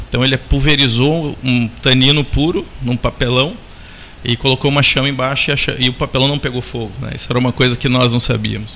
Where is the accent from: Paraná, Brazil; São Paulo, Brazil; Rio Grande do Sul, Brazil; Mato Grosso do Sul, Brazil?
Paraná, Brazil; Curitiba; eu sou natural de Curitiba, no Paraná